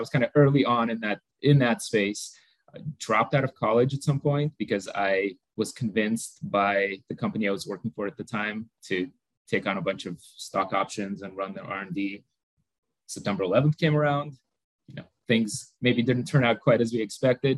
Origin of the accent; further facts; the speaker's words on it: Moldova; moved away; I was born in Moldova back when it was part of the former Soviet Union. Actually, kind of born and grew up in a tiny little village with no technology whatsoever